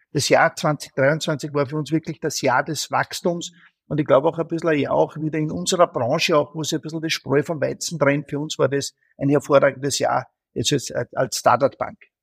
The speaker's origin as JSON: {"language": "German", "country": "Austria", "said": "als Österreicher"}